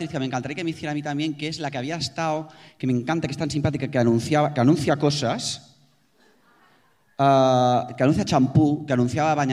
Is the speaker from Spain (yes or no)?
yes; Spain; also born or lived in Barcelona; Nosotras somos españolas.